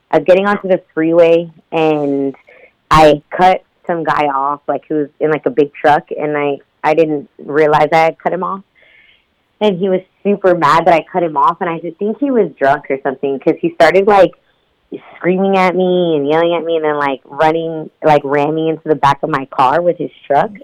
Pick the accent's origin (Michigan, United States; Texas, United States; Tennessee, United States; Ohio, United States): Texas, United States; Houston; I was born and raised in Houston, Texas